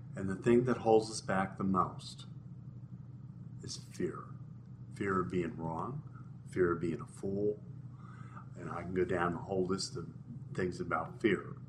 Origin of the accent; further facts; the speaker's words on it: Midwest, United States; I grew up in the Midwest.